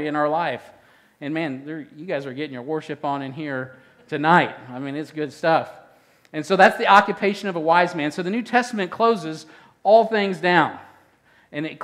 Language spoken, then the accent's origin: English; Midwest, United States; I'm from the Midwest